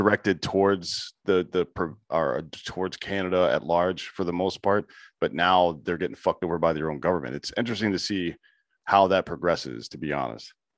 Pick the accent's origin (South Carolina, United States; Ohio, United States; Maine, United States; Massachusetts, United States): South Carolina, United States; I'm from the South too. I'm from South Carolina